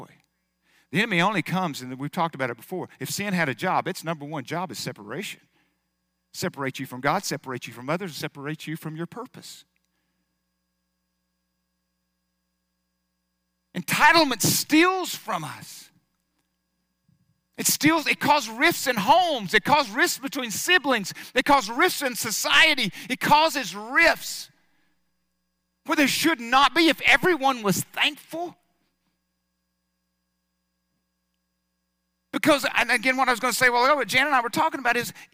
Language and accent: English; United States; I was born in America